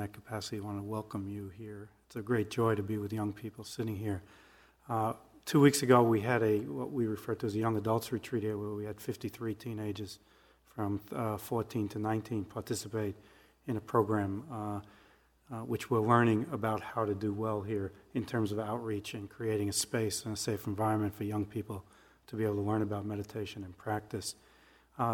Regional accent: New York City, New York, United States; moved away; I was born and raised in the Bronx in New York, so this is a long way from home

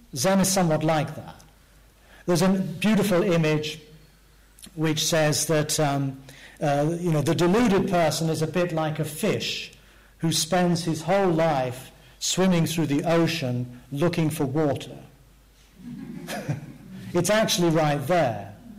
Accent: England, United Kingdom; growing up in England in the 19. 50s

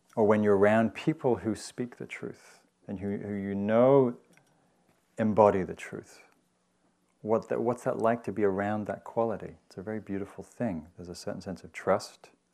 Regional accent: Newcastle, North East England, United Kingdom; moved away; the Newcastle, which was the big town where I grew up in Northern England.

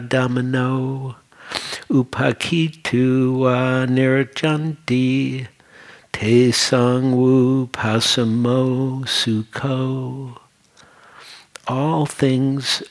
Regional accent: Detroit, Michigan, United States; moved away as an adult; also born or lived in New York; I was born and raised in Detroit, and I had a whole life there

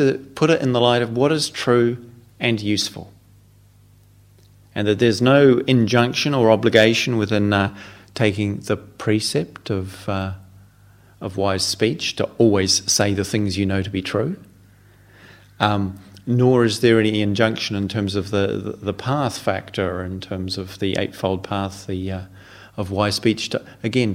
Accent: New Zealand; moved away as an adult; now in England, United Kingdom; as a New Zealander, having to learn to live in England, and thinking when I arrived here a quarter of a century ago that I spoke the same language

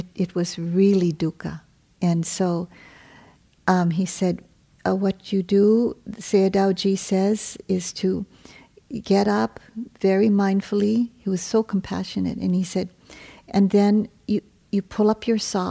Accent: Hawaii, United States; I come from Hawaii

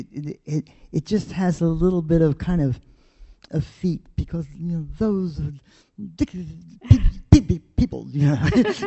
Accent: Baltimore, Maryland, United States; I'm from Baltimore

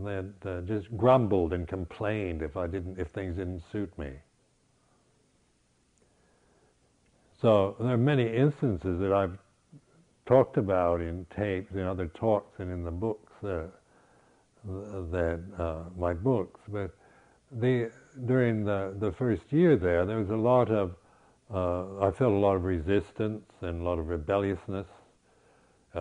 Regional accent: United States; moved away as an adult; also born or lived in Berkeley; being an American

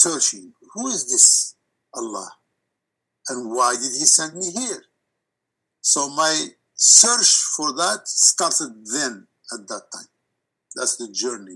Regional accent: Morocco; moved away; my background growing in Morocco

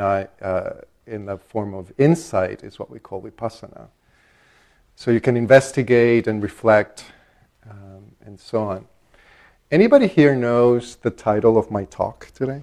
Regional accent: El Salvador; now in Minnesota, United States; I grew up Catholic in El Salvador

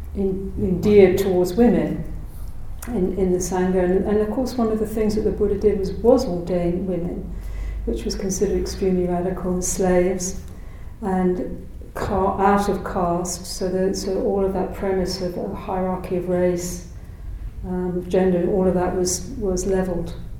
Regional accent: United Kingdom; moved away as an adult; also born or lived in South Africa / Ireland (parentage); I came originally from Britain

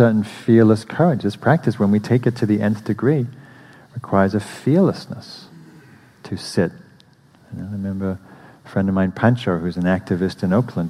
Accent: England, United Kingdom; moved away as an adult; now in United States; I'm English

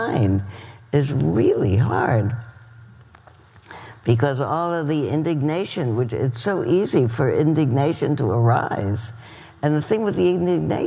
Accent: East Coast, United States; moved away; Where I grew up on the East Coast

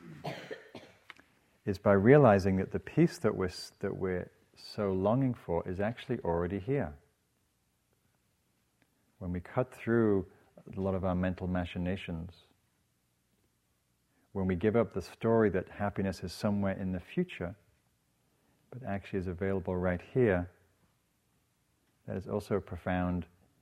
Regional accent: England, United Kingdom; moved away; I'm from England

